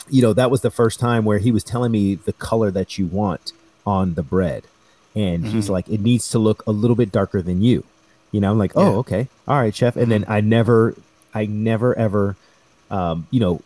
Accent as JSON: {"language": "English", "country": "United States", "said": "I'm American, I love being American, I'm proud to be American"}